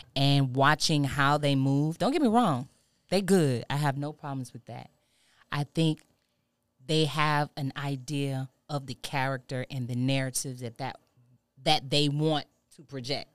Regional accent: Houston, Texas, United States; also born or lived in Louisiana; I'm originally from Louisiana, but I was born, I was raised in Houston

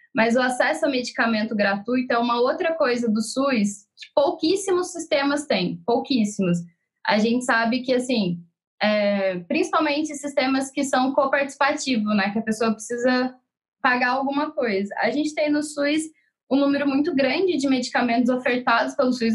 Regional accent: interior of São Paulo, Brazil; Eu sou do interior de São Paulo

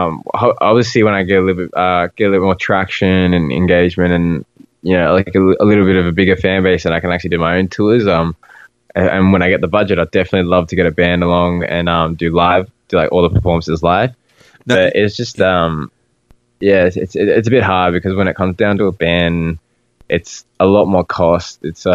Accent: Australia; And I'm like, dude, like we're Australian. Like we don't refer to anything as bleachers.

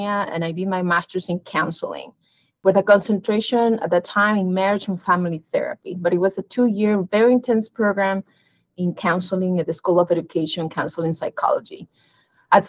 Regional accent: Peru; moved away as an adult; also born or lived in Missouri; now in Arizona, United States; I was born in Peru, but I came to the U.S. as an international student for my undergraduate education

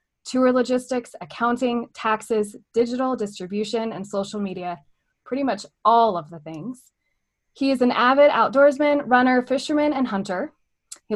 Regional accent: Southern California, United States; I grew up in Southern California

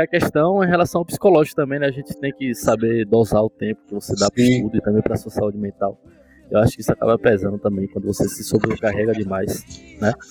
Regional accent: Tapiramutá, Bahia, Brazil; moved away as an adult; also born or lived in Miguel Comum; now in Paulo Afonso, Brazil; sou nascido em Miguel Comum, mas desde criança que eu é, fui criado em Tapiramutá. E aí estudei lá até o final do meu ensino médio

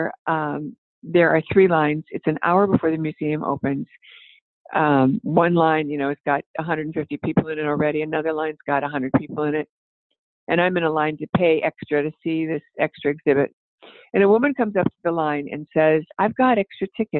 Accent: Ohio, United States; moved away; when we were in the greenhouse business back in Ohio

